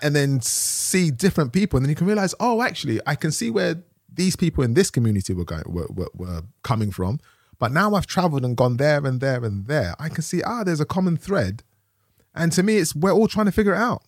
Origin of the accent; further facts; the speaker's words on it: London, United Kingdom; I grew up in Tottenham, London